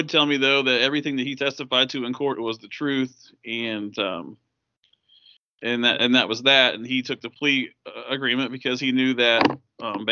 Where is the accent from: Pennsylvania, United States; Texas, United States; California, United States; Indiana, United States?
Indiana, United States; Tipton; my hometown when I was a kid. And here I was, you know, being the Tipton County beat reporter